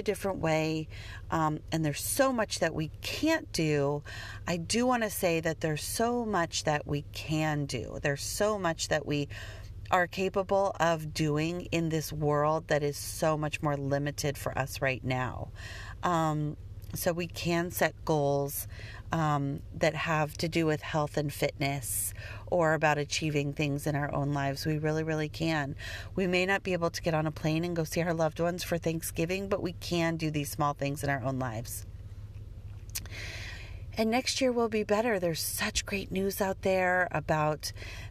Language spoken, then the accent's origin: English; Denver, Colorado, United States; I grew up in Denver